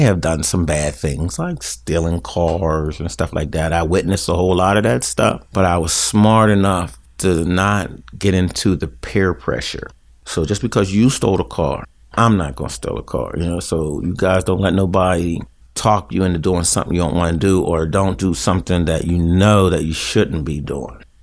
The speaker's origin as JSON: {"language": "English", "town": "Garfield", "country": "United States", "tie": "born or raised there", "said": "We grew up in Garfield, and Garfield was a close-knit community."}